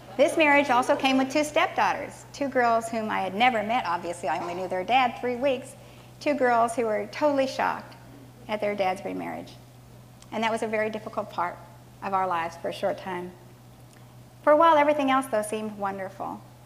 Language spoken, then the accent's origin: English; Southern California, United States; moved away as an adult; also born or lived in Hawaii; I grew up in Southern California with a brother and sister and a mom and dad